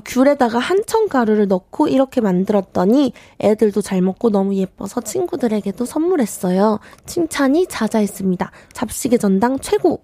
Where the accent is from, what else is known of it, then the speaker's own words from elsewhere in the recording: Daegu, South Korea; now in Seoul, South Korea; 저도 완전 토박이였으나 이제 서울 사람이라고 볼 수 있죠.